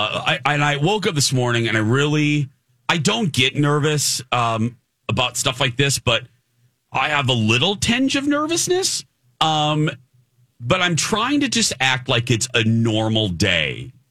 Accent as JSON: {"language": "English", "town": "Chicago", "region": "Illinois", "country": "United States", "moved": "yes", "said": "I'm from Chicagoland area and it's good to be back."}